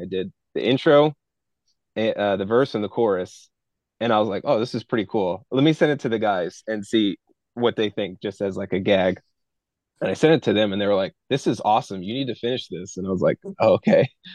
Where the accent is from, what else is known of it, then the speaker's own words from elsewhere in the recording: United States; growing up in the American culture